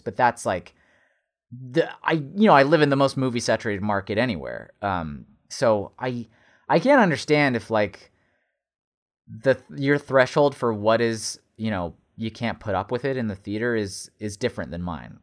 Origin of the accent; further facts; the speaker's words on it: United States; Americans, yeah, we have the bag in the cup.